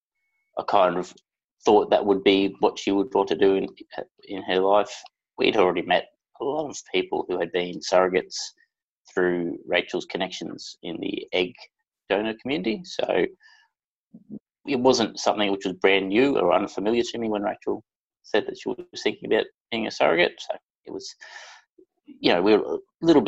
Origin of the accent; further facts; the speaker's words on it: Brisbane, Queensland, Australia; I'm from Brisbane in Queensland, Australia.